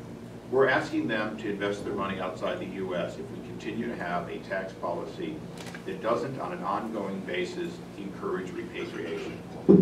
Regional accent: California, United States; in some cases, as a Californian, if we make a 5% federal repatriation

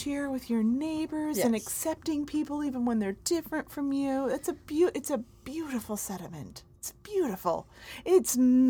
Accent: North Carolina, United States; We're from North Carolina.

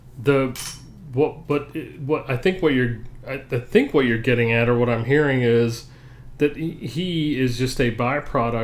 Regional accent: Atlanta, Georgia, United States; moved away; we grew up in Atlanta

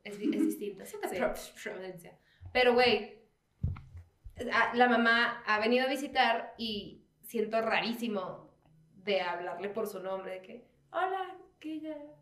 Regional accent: Mexicali, Baja California, Mexico; now in Mexico City, Mexico; yo cuando me salí de Mexicali

